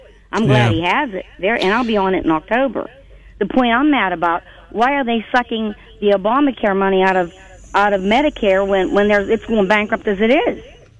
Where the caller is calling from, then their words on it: Western Pennsylvania, United States; I'm calling from Western Pennsylvania.